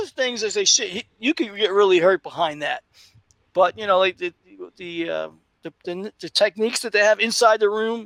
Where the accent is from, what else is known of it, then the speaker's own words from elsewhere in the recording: New York City, New York, United States; when I was a kid growing up in Brooklyn